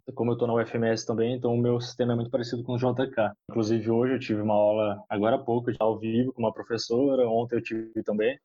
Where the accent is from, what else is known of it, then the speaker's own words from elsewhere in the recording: Paulínia, São Paulo, Brazil; meus tios têm clínica na minha cidade, como eu já queria ficar na área de saúde, eles já me chamaram para gerenciar a clínica para eles. E aí eu trabalhei três anos e meio com eles na clínica em Paulínia mesmo